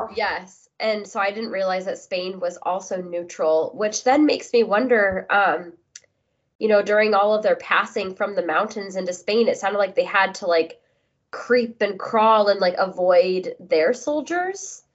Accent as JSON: {"language": "English", "country": "United States", "said": "being an American"}